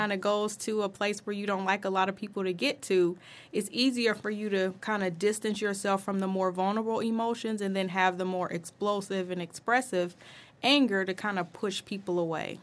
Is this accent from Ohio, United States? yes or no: yes; Dayton, Ohio, United States; I was born and raised in Dayton, Ohio.